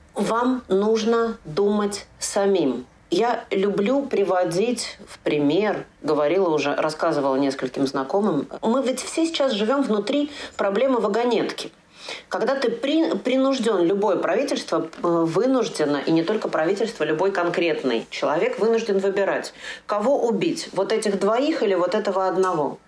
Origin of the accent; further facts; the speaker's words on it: Moscow, Russia; now in Germany; мой родной город это тоже Москва